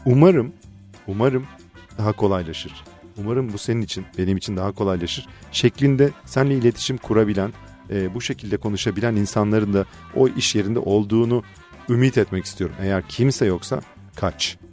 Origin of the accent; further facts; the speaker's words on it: Fethiye, Muğla, Turkey; Fethiye'liyiz biz